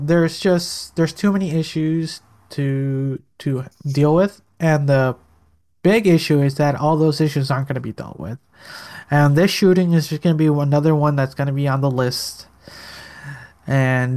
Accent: Chicago, Illinois, United States; I grew up in Chicago, literally in the roughest parts of the ghetto

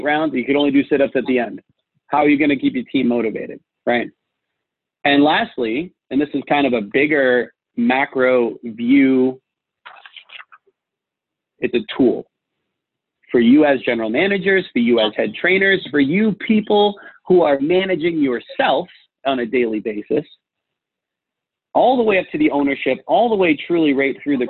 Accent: Boston, Massachusetts, United States; I'm from Boston

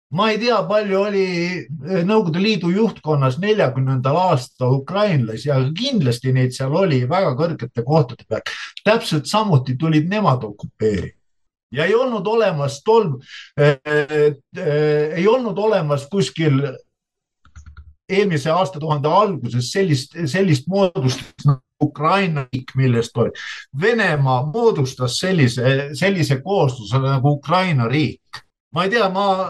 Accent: Estonia; mina olen ju Eestis sündinud ja Eestis koolis käinud

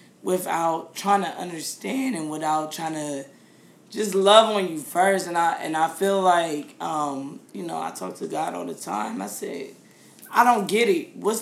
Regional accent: United States; being an American.

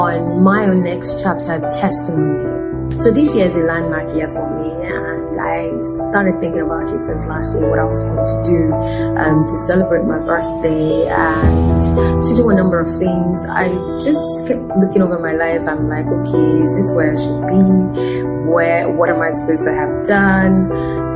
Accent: Nigeria; I was the only one nominated as a Nigerian in the category

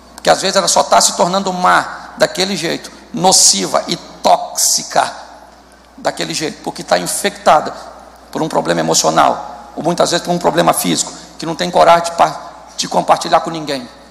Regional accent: Rio de Janeiro, Brazil; Eu sou carioca, mas sou convertido.

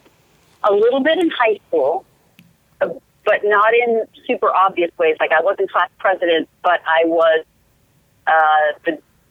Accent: Los Angeles, California, United States; I loved growing up in Los Angeles

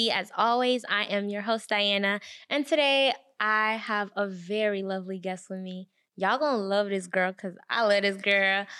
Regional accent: Rwanda; I'm West Congolese and I'm from Rwanda.

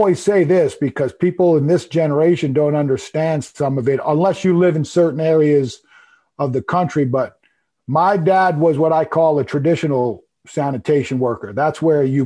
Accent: Long Island, New York, United States; I grew up on Long Island

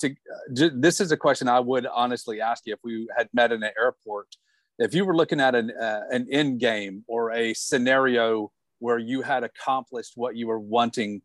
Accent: Georgia, United States; now in South Carolina, United States; growing up in Georgia

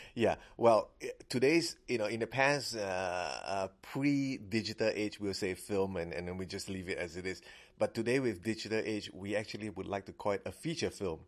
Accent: Singapore; now in Fairfax County, United States; I'm a Singaporean

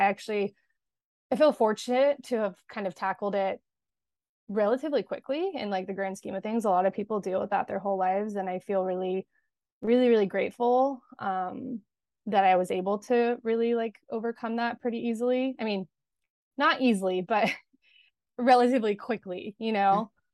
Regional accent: Los Angeles, California, United States; I grew up in Los Angeles, and I am still here currently

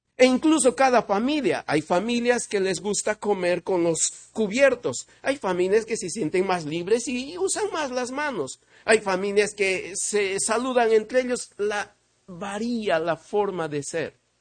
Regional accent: Peru; vengo de Perú

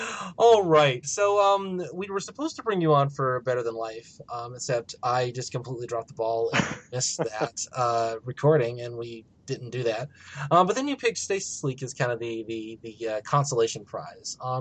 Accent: United States; As an American

